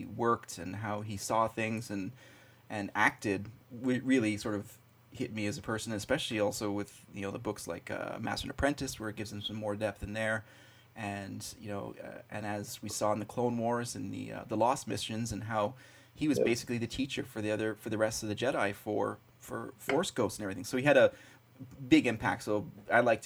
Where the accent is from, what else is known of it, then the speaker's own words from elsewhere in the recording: Montreal, Quebec, Canada; I grew up in Montreal in Canada